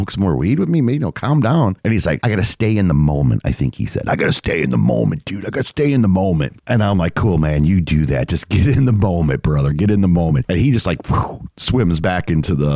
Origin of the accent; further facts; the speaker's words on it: United States; I'm American, man. I'm in America. I speak English.